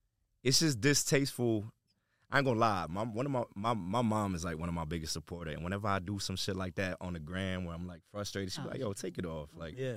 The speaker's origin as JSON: {"language": "English", "region": "New York", "country": "United States", "said": "I'm America, but where? I'm from New York."}